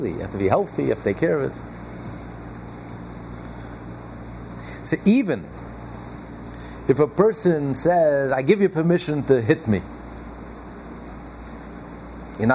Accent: United States; we're all American

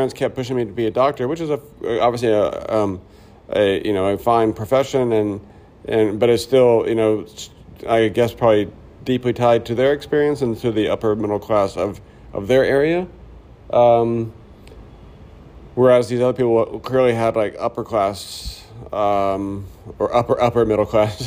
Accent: Pine Bluff, Arkansas, United States; I grew up in the South in Arkansas

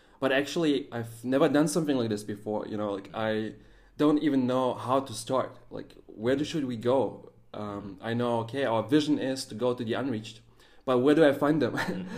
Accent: Germany; also born or lived in Russia; I was born in Russia, raised up in Germany.

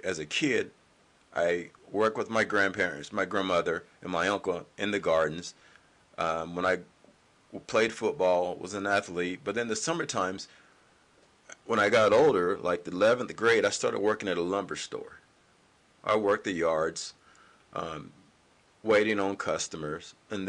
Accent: the South, United States; But in my mindset, now, mind you, I'm from the South, and I realized something with people

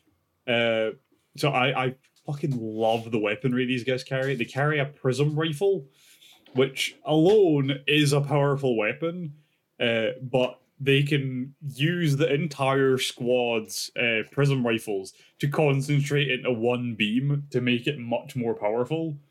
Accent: Scotland, United Kingdom; being Scottish

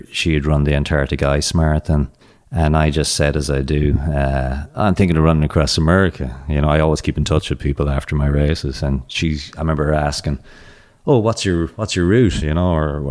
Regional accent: Ireland; moved away as an adult; also born or lived in Boston, United States / Phoenix, United States; growing up in Ireland

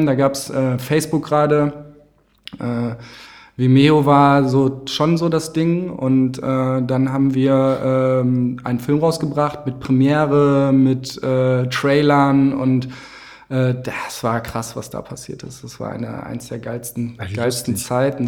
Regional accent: Winterberg, North Rhine-Westphalia, Germany; ich komme aus dem Sauerland, aus Winterberg

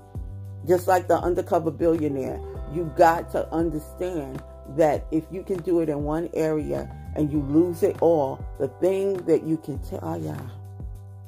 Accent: United States; I'm an American, praise God.

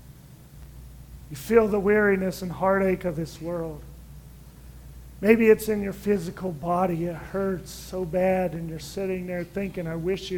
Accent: United States; I'm as American as they get

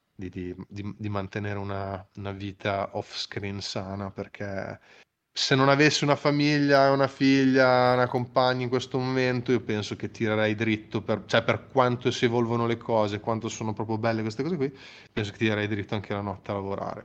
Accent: Emilia-Romagna, Italy; da italiano e ancora prima di italiano da romagnolo

